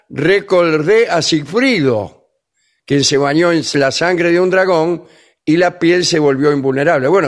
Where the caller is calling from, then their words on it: Lomas del Mirador, Buenos Aires Province, Argentina; Vengadores … de Lomas del Mirador.